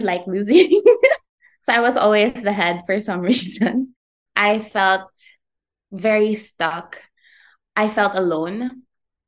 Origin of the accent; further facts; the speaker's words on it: Iligan, Northern Mindanao, Philippines; also born or lived in Manila; I was born in Manila, raised in Iligan, so that's in Lanao del Norte